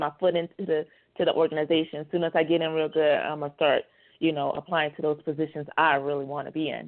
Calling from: New Mexico, United States; New Mexico.

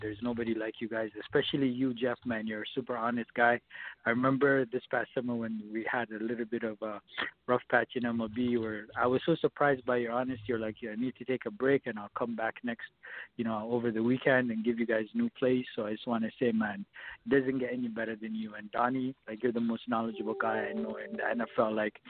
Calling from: Toronto, Ontario, Canada; I'm calling from Toronto, Canada.

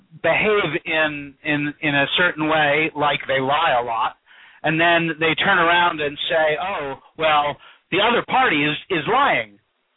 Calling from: Dryden, New York, United States; I'm calling from Dryden, New York.

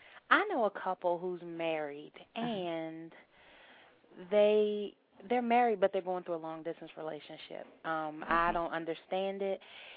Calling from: Virginia, United States; I'm calling from Virginia

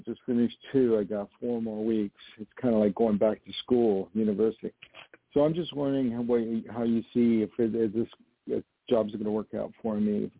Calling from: New York, United States; I'm calling from New York.

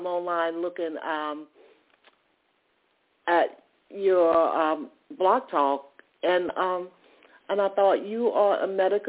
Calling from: Atlanta, Georgia, United States; I'm calling from Atlanta, Georgia.

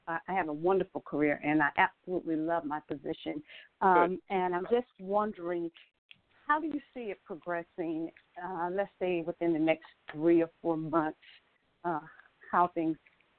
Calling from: Atlanta, Georgia, United States; I'm calling from Atlanta

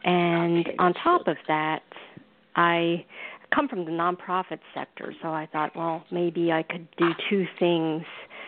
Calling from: New York, United States; I'm calling from New York.

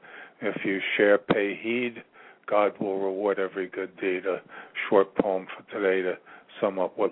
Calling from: Ashland, Virginia, United States; I'm calling from Virginia

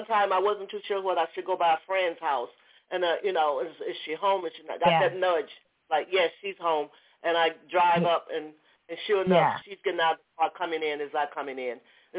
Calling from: Georgia, United States; I'm calling from Georgia.

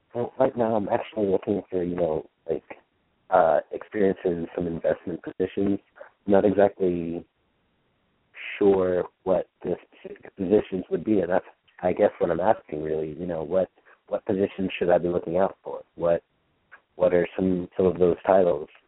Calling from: Huntsville, Alabama, United States; I'm calling from Huntsville, Alabama

